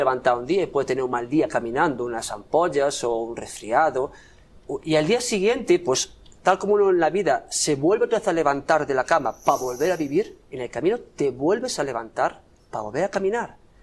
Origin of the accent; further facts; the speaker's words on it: Santiago de Compostela, Galicia, Spain; Yo soy de Santiago